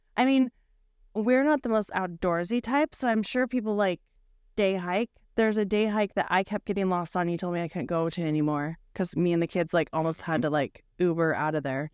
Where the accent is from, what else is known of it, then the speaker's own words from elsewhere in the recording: Bothell, Washington, United States; I was born and raised in Bothell, Bothell Coog alum